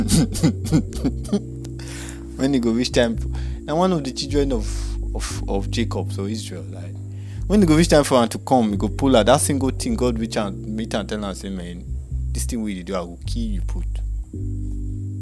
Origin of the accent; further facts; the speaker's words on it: Nigeria; I'm from Nigeria